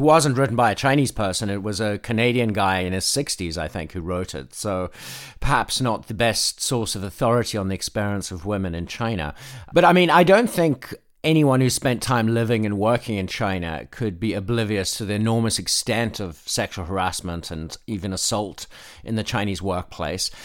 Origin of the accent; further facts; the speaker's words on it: South Africa; now in Nashville, United States; When I was a kid in South Africa